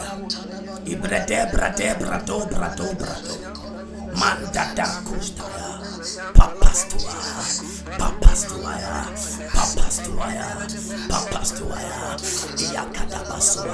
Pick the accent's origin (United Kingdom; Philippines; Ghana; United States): Ghana; We are coming from Africa. We are coming from West Africa, Ghana precisely.